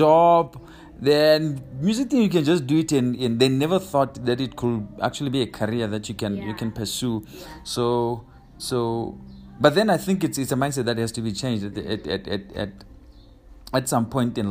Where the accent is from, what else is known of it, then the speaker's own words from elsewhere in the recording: Bulawayo, Zimbabwe; moved away as an adult; now in Botswana; I was born and raised in Bulawayo, Zimbabwe